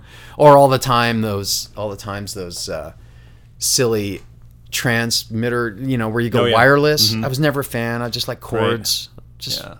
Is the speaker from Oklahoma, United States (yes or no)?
no; New York, United States; Where I grew up in Western New York, Coors had a mythological status.